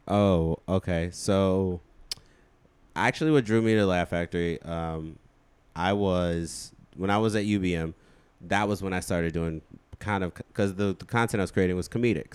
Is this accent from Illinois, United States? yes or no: yes; Chicago, Illinois, United States; also born or lived in Hammond, Indiana; I grew up where Common grew up